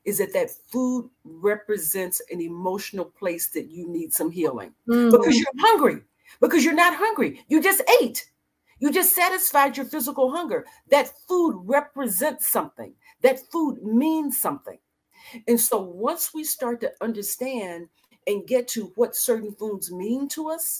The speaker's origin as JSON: {"language": "English", "region": "the South", "country": "United States", "tie": "born or raised there", "also_born_or_lived": "Dallas", "moved": "as an adult", "lives_now": "Annapolis, United States", "said": "I grew up in the 60s in the desegregating South in a small Southern country town"}